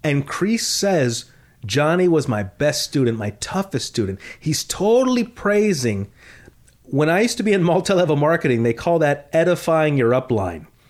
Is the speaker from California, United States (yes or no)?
yes; the San Fernando Valley, California, United States; also born or lived in Panorama City; I grew up in the Valley